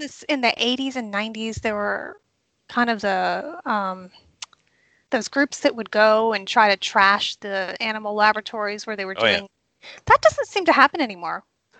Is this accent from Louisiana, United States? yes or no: yes; New Orleans, Louisiana, United States; moved away; Where I grew up in New Orleans, my family doesn't live right in New Orleans anymore because they lost their home to Katrina.